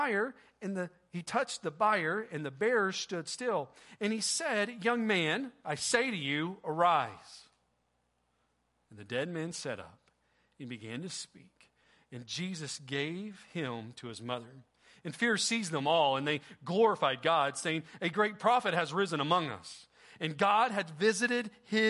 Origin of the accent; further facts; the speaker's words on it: Oklahoma, United States; also born or lived in Sapulpa, Oklahoma; I'm from Oklahoma.